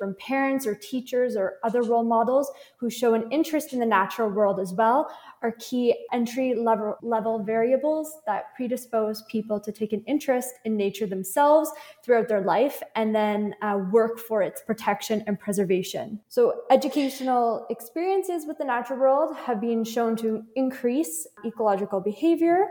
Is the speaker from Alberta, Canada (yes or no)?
no; Prince Edward County, Ontario, Canada; Yes, that's my hometown. I've grown up there.